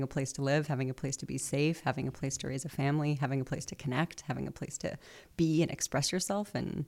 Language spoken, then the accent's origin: English; New England, United States; also born or lived in Boston; I grew up in New England, so New Hampshire, Massachusetts.